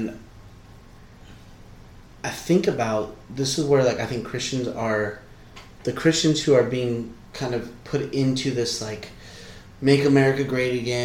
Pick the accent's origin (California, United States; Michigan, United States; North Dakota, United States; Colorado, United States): California, United States; Southern; moved away as an adult; also born or lived in King City, California; now in West Virginia, United States; I was born in King City, California. I was raised for part of my life in Northern California, but the rest of my life, Southern California.